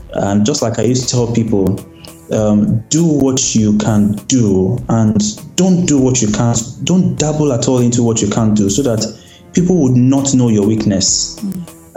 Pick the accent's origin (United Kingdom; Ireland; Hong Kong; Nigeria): Nigeria; Lagos; also born or lived in Ogun State / Kwara State; I was born and brought up in Lagos State